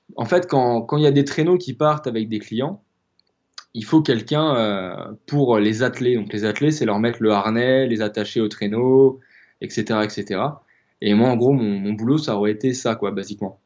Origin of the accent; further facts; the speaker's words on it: Rennes, Brittany, France; moved away as an adult; now in La Rochelle, France; je suis originaire de, de Bretagne, je suis originaire de, de, euh, de Rennes à la base